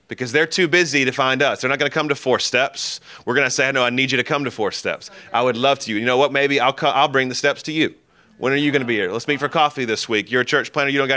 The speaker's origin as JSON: {"language": "English", "town": "Birmingham", "region": "Alabama", "country": "United States", "tie": "born or raised there", "said": "I'm from Birmingham. This is my hometown."}